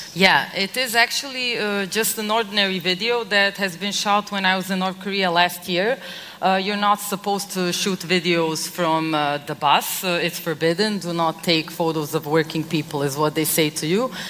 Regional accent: Serbia; I come from Serbia, it's an ex Yugoslav country.

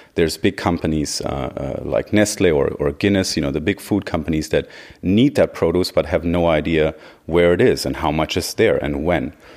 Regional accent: Göttingen, Lower Saxony, Germany; moved away as an adult; From Germany originally, uh, from the area of Göttingen

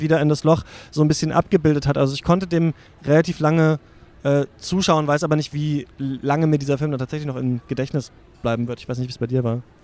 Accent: East Germany, Germany; ich bin in der DDR geboren

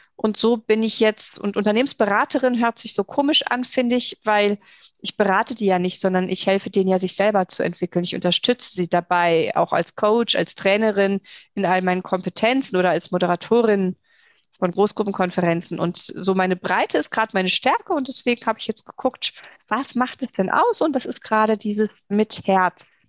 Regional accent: Saarland, Germany; hier bei uns im Saarland

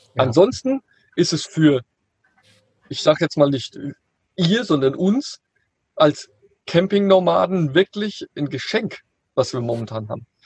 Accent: near Frankfurt, Hesse, Germany; ich komme ja hier aus der Nähe von Frankfurt

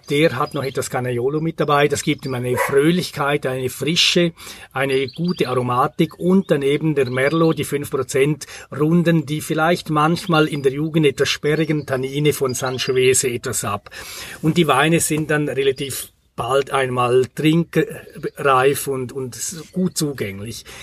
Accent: Grisons, Switzerland; ich stamme aus der Bündner Herrschaft, aus einer kleinen Weingegend in Graubünden. Und da bin ich mit Pinot Noir, mit Spätburgunder groß geworden.

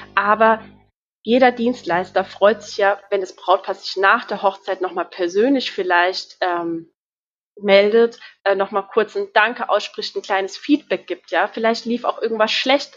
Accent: Ebertsheim, Rhineland-Palatinate, Germany; Ich bin 30 Jahre alt und komme aus Ebertsheim, aus der schönen Pfalz.

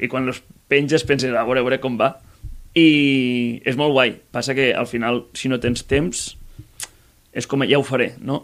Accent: Masdenverge, Catalonia, Spain; de Mas d'Enverge. Sóc Soc d'un poble molt petitet de Mas... Uh, al Montsià, sí. vale? Terres de l'Ebre.

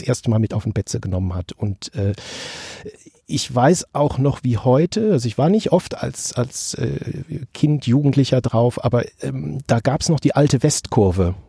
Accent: Bonn, North Rhine-Westphalia, Germany; also born or lived in Kaiserslautern; mein Akzent nicht, weil ich äh, schon zwei Monate nach meiner Geburt im Prinzip nach Bonn umgetopft wurde

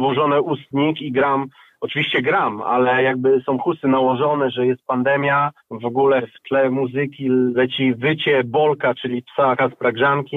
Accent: Opole, Opole Voivodeship, Poland; razem dorastaliśmy w Opolu w szkole muzycznej

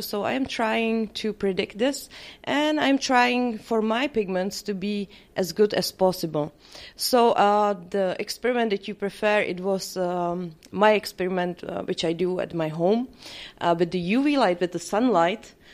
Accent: Czechia; English is a second language; I come from Czech Republic.

